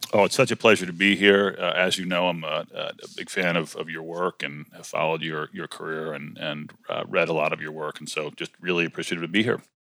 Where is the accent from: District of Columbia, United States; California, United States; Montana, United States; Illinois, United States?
District of Columbia, United States; Washington; also born or lived in College Park, Maryland / western Maryland; we grew up in Washington D.C. Uh, and then later in College Park, Maryland